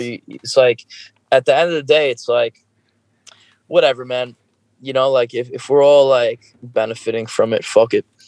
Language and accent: English; New York, United States; i am from New York